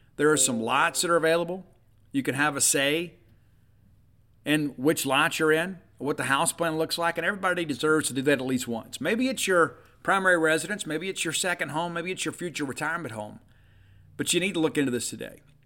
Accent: South Mississippi, United States; I am from South Mississippi

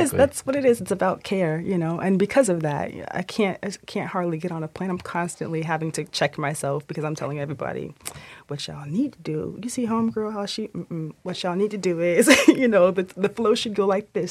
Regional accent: Orlando, Florida, United States; also born or lived in Miami; I was raised in Orlando, between Orlando and Miami

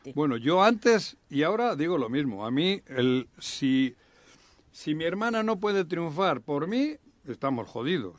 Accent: Basque Country, Spain; now in Mexico

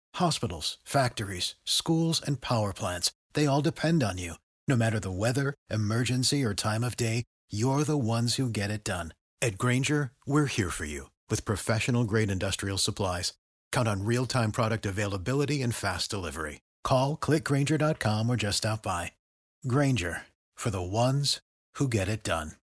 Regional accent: Nanaimo, British Columbia, Canada; my hometown of Nanaimo, BC, Canada

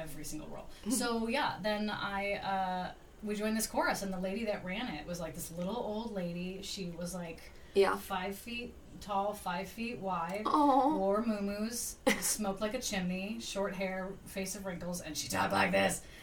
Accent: outside of Los Angeles, California, United States; I didn't really grow up in Los Angeles. I grew up outside of Los Angeles.

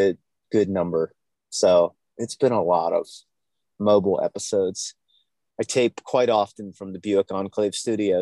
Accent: Virginia, United States; growing up in Virginia

